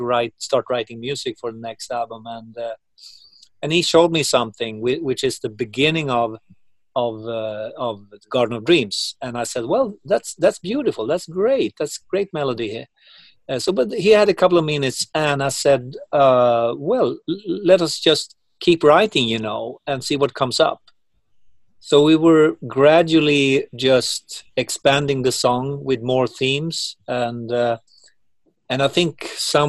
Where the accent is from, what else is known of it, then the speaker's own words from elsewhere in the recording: Uppsala, Uppsala County, Sweden; my hometown in Uppsala